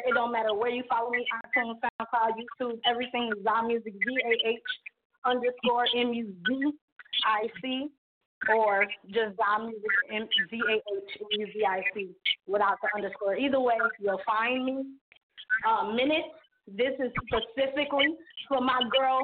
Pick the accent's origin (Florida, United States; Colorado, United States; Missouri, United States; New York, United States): New York, United States; now in Atlanta, United States; right now I live in Atlanta, but I'm from New York